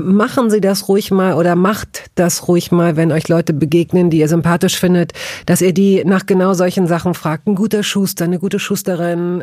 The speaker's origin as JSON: {"language": "German", "region": "western Germany", "country": "Germany", "tie": "born or raised there", "said": "da, wo ich groß geworden bin, nämlich im Westen Deutschlands"}